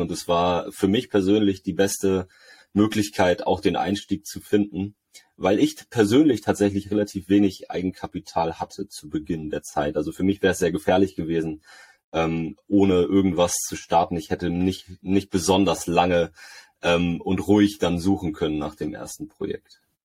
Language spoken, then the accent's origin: German; Lübeck, Schleswig-Holstein, Germany; hier in, in der Stadt, wo ich herkomme, in Lübeck